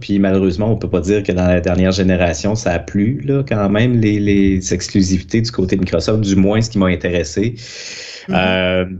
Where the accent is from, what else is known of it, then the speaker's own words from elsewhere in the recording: Quebec City, Quebec, Canada; Moi, je suis de Québec